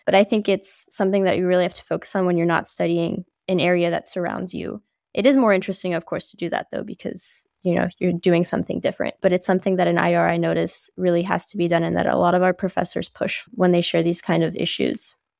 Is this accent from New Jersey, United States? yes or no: yes; New Jersey, United States; also born or lived in Paris, France; now in Boston, United States; so I'm originally from Paris, France. I moved to New Jersey when I was five years old